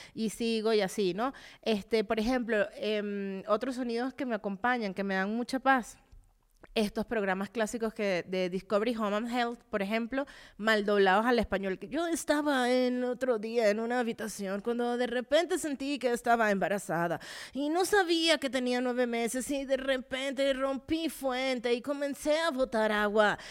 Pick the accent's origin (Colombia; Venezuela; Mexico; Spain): Venezuela; moved away; cuando vivía en Venezuela